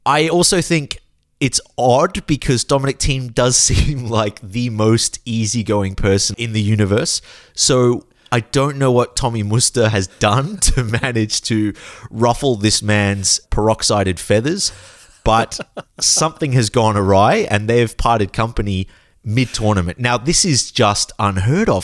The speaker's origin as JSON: {"language": "English", "country": "Australia", "tie": "born or raised there", "said": "we grew up in Australia seeing on television"}